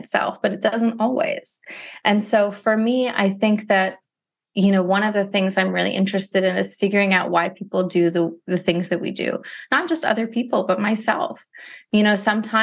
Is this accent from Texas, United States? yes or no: no; Ohio, United States; now in Philadelphia, United States; I'm from Ohio originally, too